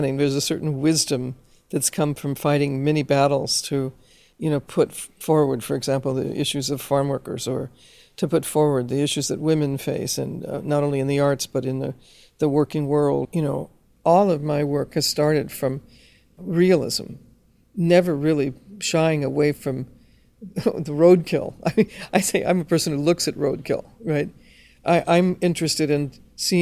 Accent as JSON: {"language": "English", "town": "Los Angeles", "region": "California", "country": "United States", "tie": "born or raised there", "said": "as a Chicana growing up in Los Angeles"}